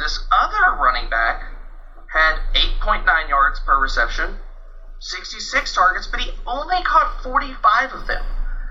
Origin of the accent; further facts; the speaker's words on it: Louisiana, United States; Well, I'm from Louisiana.